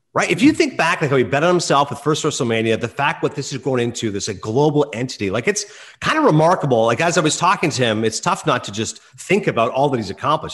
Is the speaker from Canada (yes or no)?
yes; Eastern Ontario, Canada; growing up in Eastern Ontario